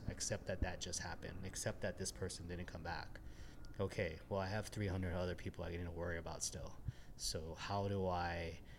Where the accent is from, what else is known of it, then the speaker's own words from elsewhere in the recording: Los Angeles, California, United States; also born or lived in Austin / Kansas / South Korea / Japan; I moved here from Austin, Texas. I'm originally from Los Angeles. I lived in Kansas.